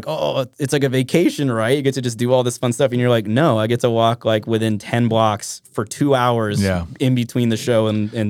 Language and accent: English; Trapper Creek, Alaska, United States; also born or lived in Minnesota / Talkeetna; I grew up in Trapper Creek.